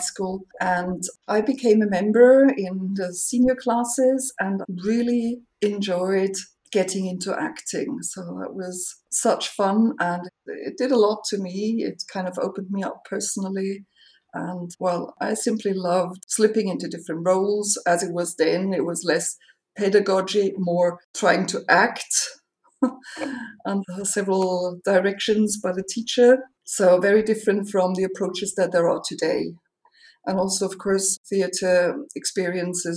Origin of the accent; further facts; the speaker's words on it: Austria; I am from Austria